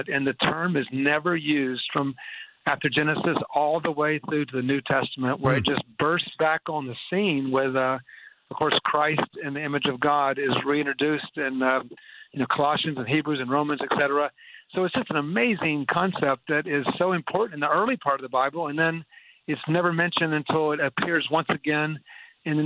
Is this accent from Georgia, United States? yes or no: yes; Atlanta, Georgia, United States; moved away as an adult; also born or lived in Boston area / North India; I grew up in Atlanta, Georgia